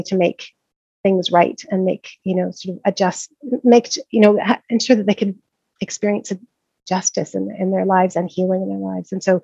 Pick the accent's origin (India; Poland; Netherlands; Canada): Canada; Montreal, Quebec; moved away as an adult; also born or lived in Vancouver, Canada; now in Scotland, United Kingdom; I'm first generation Canadian. My parents were from the UK. I was born in Montreal.